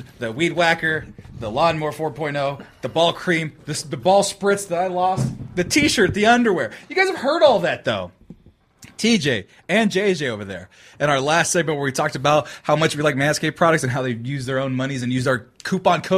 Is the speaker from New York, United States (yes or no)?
no; Fresno, California, United States; moved away